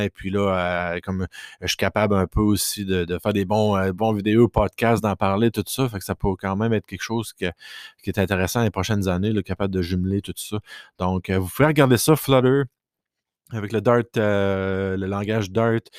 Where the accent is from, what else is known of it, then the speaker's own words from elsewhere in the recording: Quebec, Canada; first language French; je suis francophone de base euh, du Québec